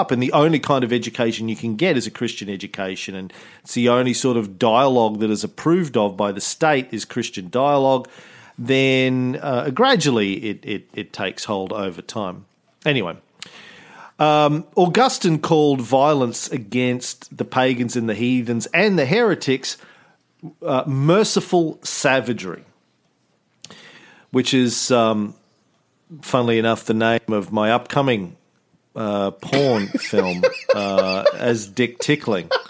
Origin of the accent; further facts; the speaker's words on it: Australia; accent: Australian; I've toned down my Australian accent, they amp theirs up.